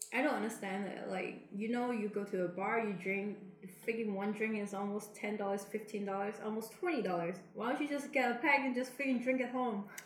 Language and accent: English; Macau; moved away; back then when I was in my hometown, I think in Macau